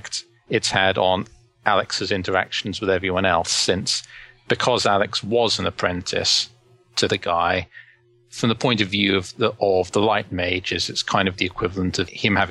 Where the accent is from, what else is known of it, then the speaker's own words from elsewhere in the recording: London, United Kingdom; I grew up in London and spent pretty much all of my childhood there.